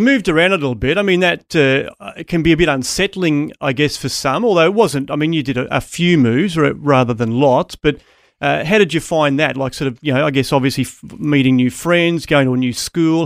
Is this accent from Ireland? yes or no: no; Townsville, Queensland, Australia; I grew up in Townsville